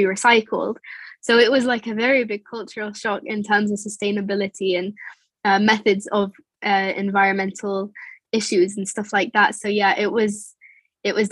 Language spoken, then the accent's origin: English; England, United Kingdom; moved away; also born or lived in United Arab Emirates; growing up in England